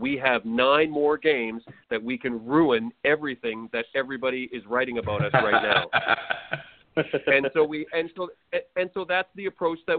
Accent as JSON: {"language": "English", "country": "Canada", "said": "someone like me from small town Canada"}